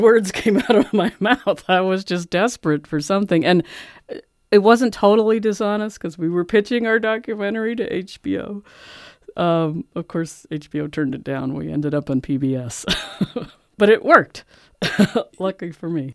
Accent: Philadelphia, Pennsylvania, United States; moved away; I'm from Philadelphia. I grew up around the mafia.

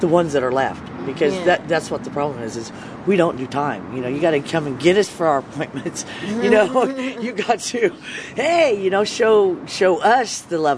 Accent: Bakersfield, California, United States; now in San Francisco, United States; I grew up in Bakersfield, California

